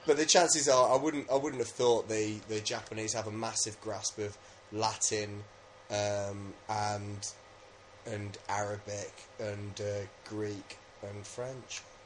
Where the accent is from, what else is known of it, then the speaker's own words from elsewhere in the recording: England, United Kingdom; I'm just English